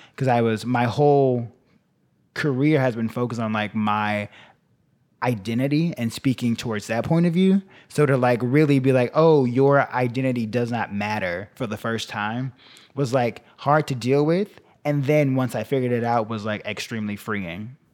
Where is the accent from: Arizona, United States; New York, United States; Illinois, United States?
Illinois, United States; Chicago; I grew up there, then I went to college there